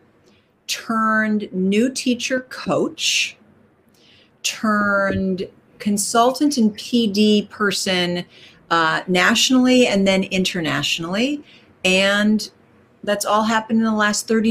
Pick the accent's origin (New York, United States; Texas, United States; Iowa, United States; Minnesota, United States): Minnesota, United States; I was raised in the middle of the United States in Minnesota.